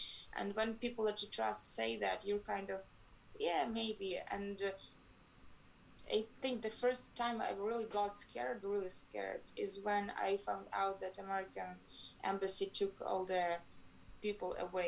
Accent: Ukraine; I'm from Ukraine. I live in Kyiv, that's the capital of Ukraine

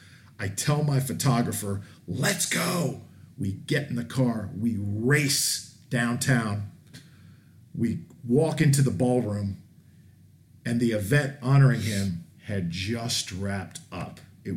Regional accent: Tampa, Florida, United States; also born or lived in Tallahassee; Tampa, my hometown

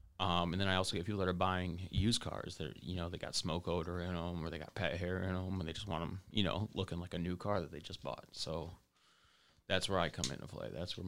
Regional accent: Monroe, United States; many things can do that around Monroe, which is sad, but I want some more, you know, I want more from my hometown

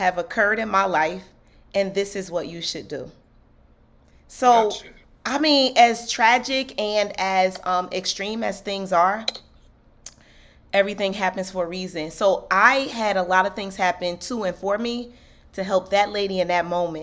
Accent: Newark, New Jersey, United States; moved away; I'm basically born and raised in Newark, New Jersey.

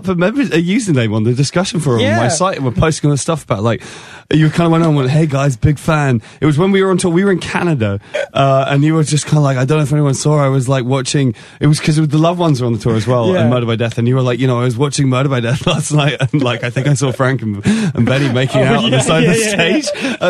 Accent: England, United Kingdom; Nobody knew who I was, and I'm English, and I got an acoustic guitar and like a lumberjack shirt

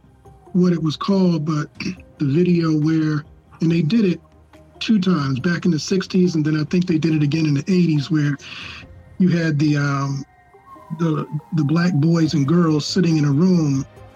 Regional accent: United States; we as African Americans

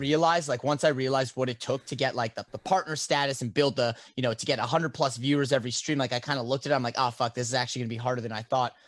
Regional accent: Canada; being a Canadian living in a completely legal to smoke

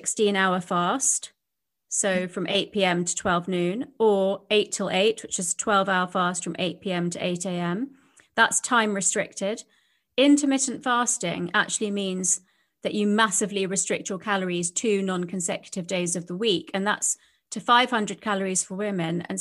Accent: London, United Kingdom; I was brought up in London, but by Indian parents who had emigrated from India.

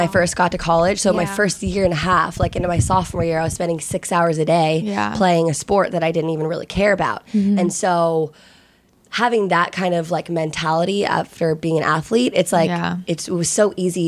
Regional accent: Virginia, United States; moved away as an adult; now in Los Angeles, United States; I'm originally from Virginia, but I came to USC in LA on a lacrosse scholarship

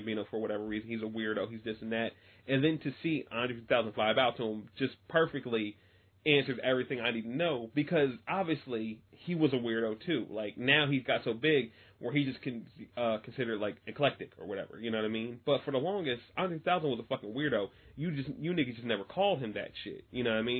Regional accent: United States; as an American

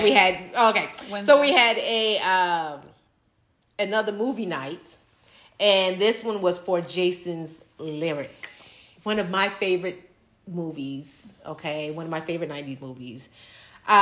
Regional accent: Miami, Florida, United States; growing up in Miami

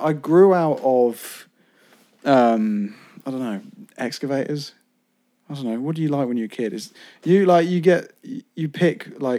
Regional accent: United Kingdom; I'm British.

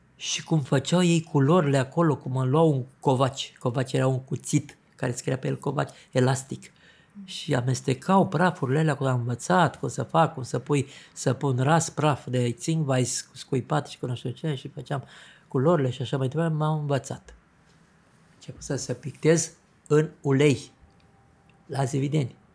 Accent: Zăvideni, Vâlcea County, Romania; am ajuns și eu la Zăvide. La Zăvideni

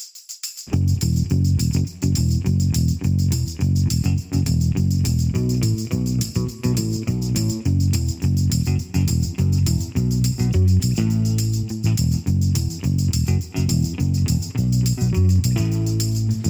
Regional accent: Boston, Massachusetts, United States; accent: Boston; now in Las Vegas, United States; it is not my Boston accent

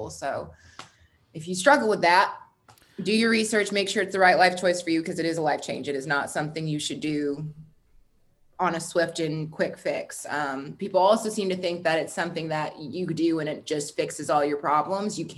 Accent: Texas, United States; Um, I grew up, I was born in Texas. I've lived all over the South. I've also lived all over the North as well.

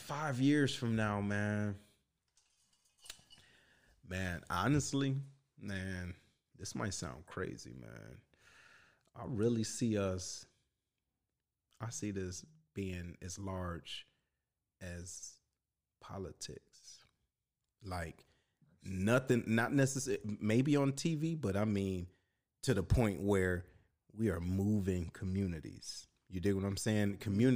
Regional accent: Detroit, Michigan, United States; now in St. Louis, United States; me being from Detroit, I'm not from the Lou

